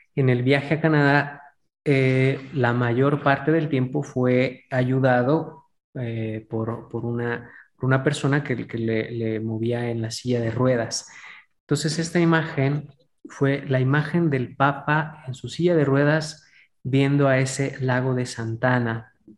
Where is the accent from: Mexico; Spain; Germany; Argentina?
Mexico; especialmente como mexicanos